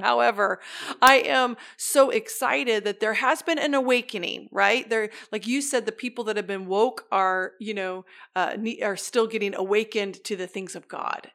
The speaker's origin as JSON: {"language": "English", "area": "the Northwest", "region": "Pacific Northwest", "country": "United States", "said": "I'm from the Northwest"}